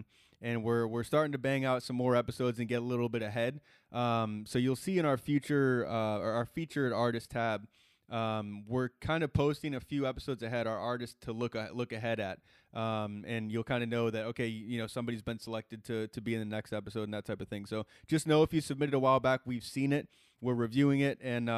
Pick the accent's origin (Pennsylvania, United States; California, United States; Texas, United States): Texas, United States; so I already little brownie points with me as a Texan.